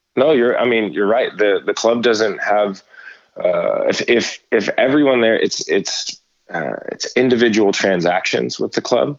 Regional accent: Stockton, California, United States; I grew up here in the Central Valley in in Stockton

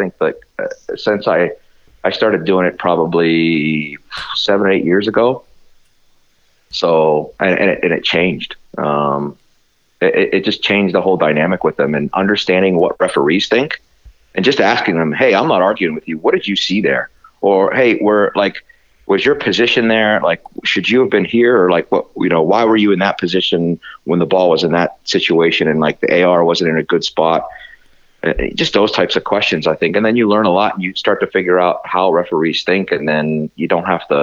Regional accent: Youngstown, Ohio, United States; moved away as an adult; also born or lived in Fort Wayne, Indiana; now in Minneapolis, United States; I spent 31 years in my hometown of Youngstown, Ohio

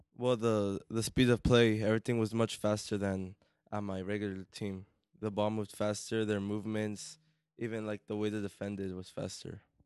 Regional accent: Corona, California, United States; I'm from Corona

